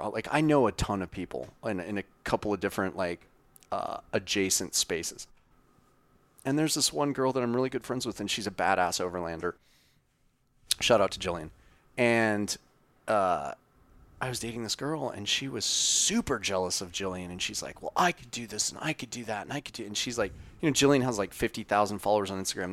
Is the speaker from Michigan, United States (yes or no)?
no; Wyoming, United States; grew up in Wyoming